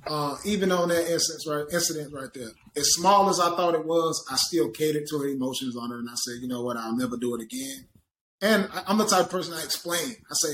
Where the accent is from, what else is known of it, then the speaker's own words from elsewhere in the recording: the South, United States; And like I said, I'm from the South.